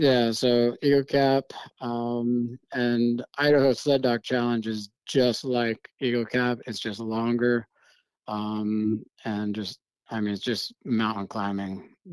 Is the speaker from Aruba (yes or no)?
no; Germany; growing up in Germany, you know, the wilderness is few and far between, you know, there's a lot of people in Europe.